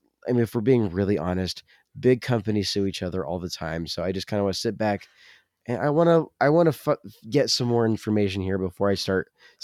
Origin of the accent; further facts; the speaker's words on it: the South, United States; accent: Southern; My Southern accent is apparently very